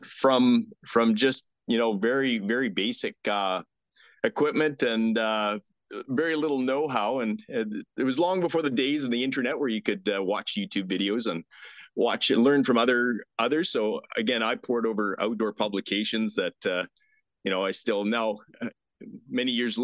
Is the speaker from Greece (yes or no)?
no; Strasbourg, Saskatchewan, Canada; I grew up in Strasbourg, on a farm in Strasbourg. So just east of Last Mountain Lake.